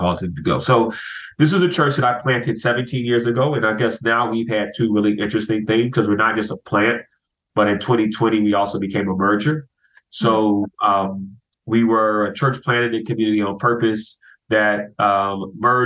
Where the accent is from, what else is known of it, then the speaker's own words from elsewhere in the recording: Chicago, Illinois, United States; moved away as an adult; also born or lived in Florida; now in Philadelphia, United States; I'm from Chicago originally